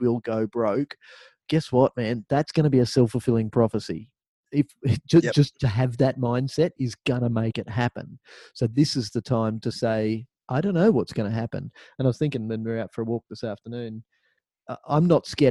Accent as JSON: {"language": "English", "country": "Australia", "said": "we're Australian"}